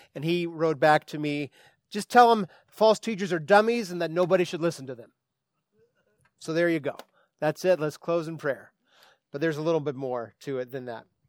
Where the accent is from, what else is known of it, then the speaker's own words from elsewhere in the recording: Santa Rosa, California, United States; Northwest Santa Rosa, well, then I could do that because that's where I'm from